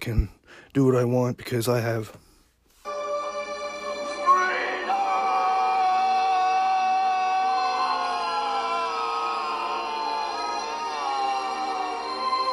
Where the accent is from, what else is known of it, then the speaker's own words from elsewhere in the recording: Yarmouth, Nova Scotia, Canada; moved away as an adult; also born or lived in Alberta; now in Dartmouth, Canada; I grew up in Yarmouth, Nova Scotia. I'm a small town guy.